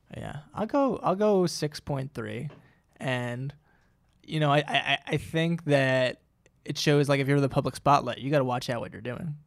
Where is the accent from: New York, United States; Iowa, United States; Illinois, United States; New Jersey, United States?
New Jersey, United States; my home state